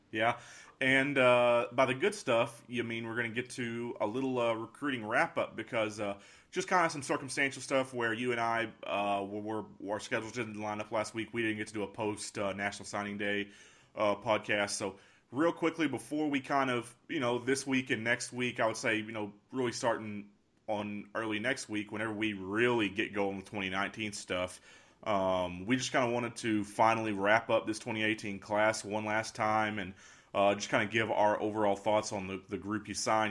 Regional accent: Pampa, Texas, United States; I'm a guy from Pampa

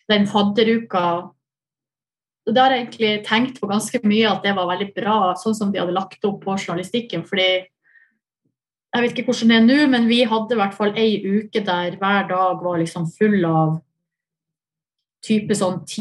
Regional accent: Hamarøy, Nordland, Norway; moved away; also born or lived in Oslo / Volda; Jeg er fra Hamarøy.

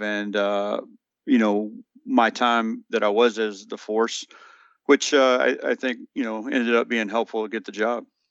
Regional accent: Morganfield, Kentucky, United States; moved away as an adult; I am from Kentucky. You notice it said, uh, that I'm from Morganfield.

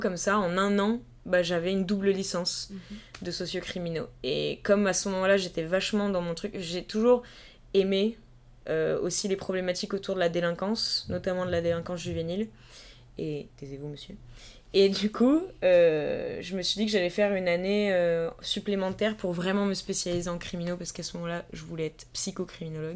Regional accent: Vallée de Chevreuse, Île-de-France, France; moved away as an adult; also born or lived in Paris; now in Strasbourg, France; comme je viens de la vallée de Chevreuse, donc qui est quand même un endroit qui est très calme et très petit, même si on n'est pas très loin de Paris, c'est vraiment la campagne

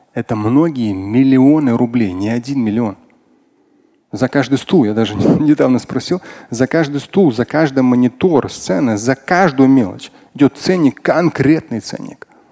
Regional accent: Moscow, Russia; как москвич, я родился в Москве

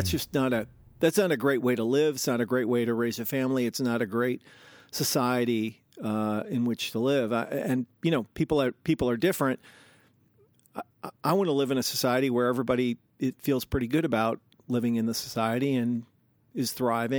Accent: Seattle, Washington, United States; also born or lived in New York City; I was born in New York City, and they were like poor hipsters in the day. And then we moved back from New York to Seattle, where my dad had grown up

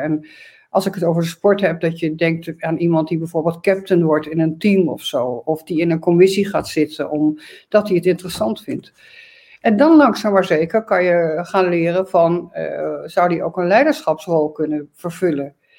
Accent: Arnhem, Gelderland, Netherlands; also born or lived in Groningen; ik ben in Arnhem geboren, heb in Groningen gestudeerd.

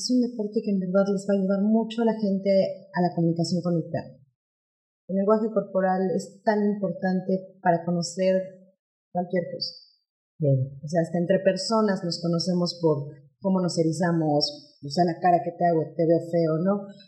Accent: Mexico City, Mexico; Nosotros venimos de la Ciudad de México. En la Ciudad de México hay muchas, muchas escuelas de agilidad

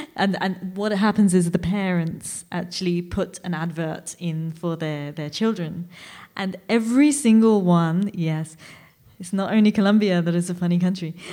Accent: India; I come from India.

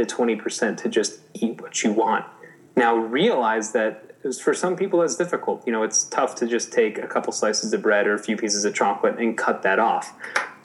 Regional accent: Chicago, Illinois, United States; moved away; I'm originally a Chicagoan

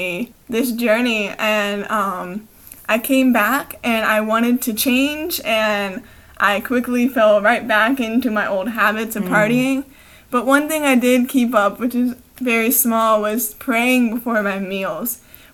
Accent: Brevard County, Florida, United States; also born or lived in Clearwater, Florida; I grew up in Brevard County. I was born in Clearwater.

